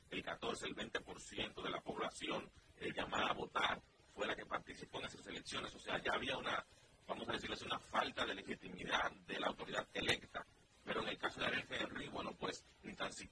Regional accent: Dominican Republic; Si aquí nosotros en países como República Dominicana a veces nos quejamos de que no hay justicia

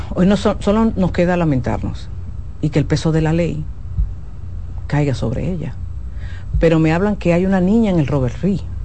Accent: Dominican Republic

